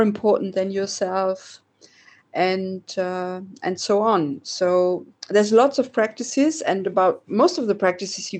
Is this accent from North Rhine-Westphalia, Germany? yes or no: no; Oldenburg, Lower Saxony, Germany; I was born in Oldenburg, which is in the north of Germany, quite near the Dutch border